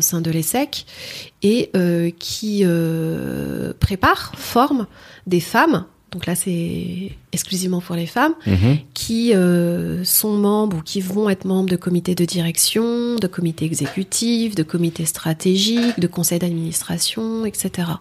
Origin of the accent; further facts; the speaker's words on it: Noisy-le-Grand, Île-de-France, France; je viens de Noisy-le-Grand 93